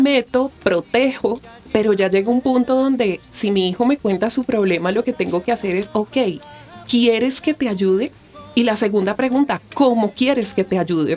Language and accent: Spanish; Bogotá, Colombia; yo soy nacida aquí en Bogotá, Colombia